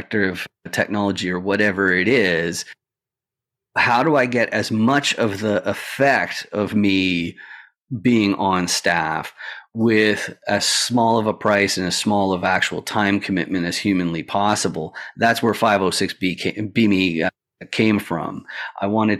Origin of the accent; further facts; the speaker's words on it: Canada; I'm Canadian, and so I'm not a citizen